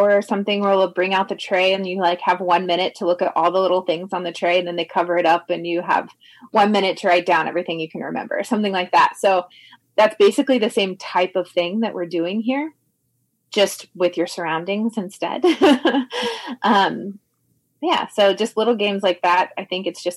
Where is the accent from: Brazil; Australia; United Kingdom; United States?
United States; Indianapolis, Indiana; I'm from Indianapolis